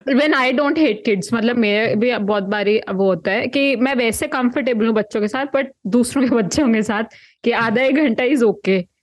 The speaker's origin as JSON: {"language": "Hindi", "town": "Kurukshetra", "region": "Haryana", "country": "India", "said": "मैं कुरुक्षेत्र हरियाणा से हूँ"}